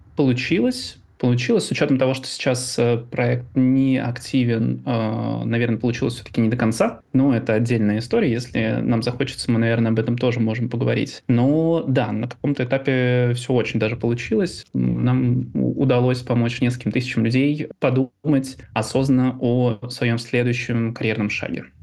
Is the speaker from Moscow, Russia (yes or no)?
no; Ivanovo, Ivanovo Oblast, Russia; moved away; Родился в 88 году в городе Иваново. Славный текстильный край. Люблю говорить о том, откуда я родом